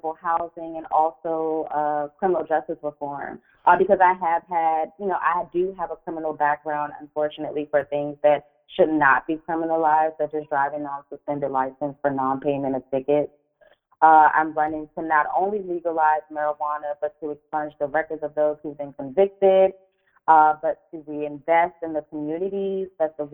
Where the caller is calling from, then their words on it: Maryland, United States; I'm calling from Maryland